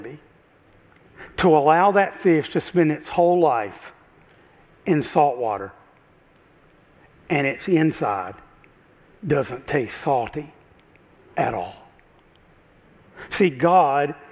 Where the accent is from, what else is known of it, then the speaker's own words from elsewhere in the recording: South Carolina, United States; I grew up in South Carolina, you might can tell. So we grew up about an hour and a half from Myrtle Beach.